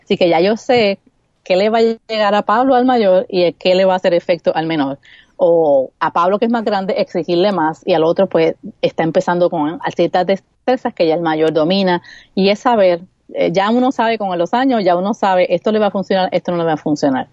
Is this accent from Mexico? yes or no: no; Puerto Rico; accent: Puerto Rican; mis L's y mis R maldicha puertorriqueña